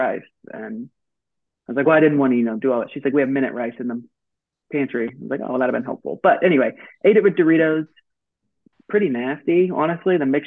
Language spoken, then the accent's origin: English; Texas, United States; I'm from Texas